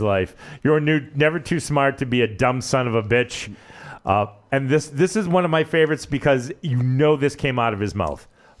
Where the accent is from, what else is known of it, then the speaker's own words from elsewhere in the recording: Connecticut, United States; Yeah, I mean like I knew Tyler age-wise and you know growing up in Connecticut, you know WWF was headquartered in Stanford.